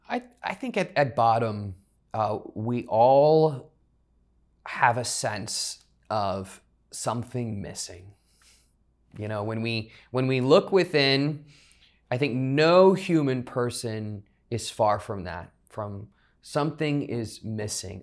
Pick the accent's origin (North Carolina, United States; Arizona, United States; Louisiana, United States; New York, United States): Louisiana, United States; South; born and raised in South Louisiana, so I know Mardi Gras, uh, very well.